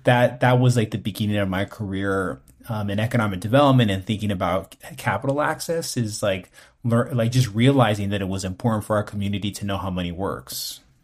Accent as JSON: {"language": "English", "town": "West Covina", "region": "California", "country": "United States", "tie": "born or raised there", "also_born_or_lived": "East Los Angeles / Los Angeles", "said": "I was born in East L A, and I was raised in West Covina, which is in the San Gabriel Valley"}